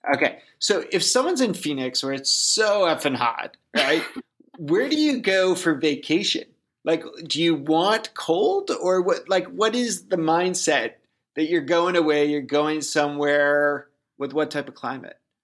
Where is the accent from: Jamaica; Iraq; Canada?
Canada; I'm Canadian.